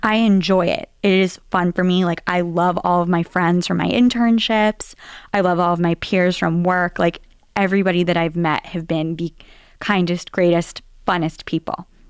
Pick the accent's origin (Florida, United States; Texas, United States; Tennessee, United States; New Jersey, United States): Tennessee, United States; Nashville; accent: Southern; moved away as an adult; also born or lived in New York; now in Boston, United States; growing up in Nashville, Tennessee.